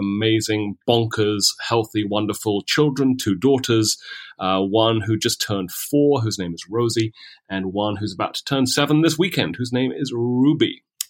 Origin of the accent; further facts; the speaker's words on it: London, United Kingdom; moved away as an adult; also born or lived in Boston, United States; now in Maryland, United States; But no, I'm actually British, Josh. I was born and raised in London, pretty much, or the London area. Grew up there, did K-12 there, went to college at the University of Cambridge